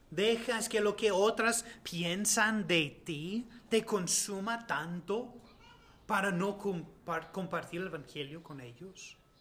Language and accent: Spanish; United States; Spanish is a second language; moved away; los dos somos ah, de Estados Unidos